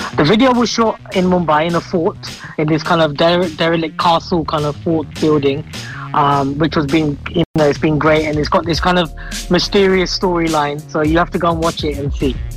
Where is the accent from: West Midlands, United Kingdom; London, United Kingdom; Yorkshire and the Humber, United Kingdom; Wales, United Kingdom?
London, United Kingdom; Harrow; also born or lived in Croydon; i was born in Croydon, but I mm. lived in Harrow all my life.